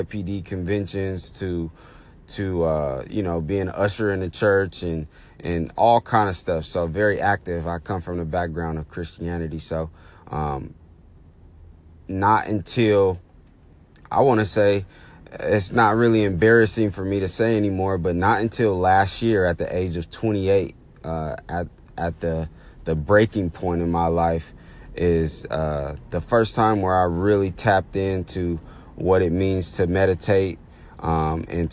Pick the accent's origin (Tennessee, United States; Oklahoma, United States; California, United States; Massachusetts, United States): California, United States; Oakland; I was born and raised in the Bay Area, Oakland to be exact, Oakland, California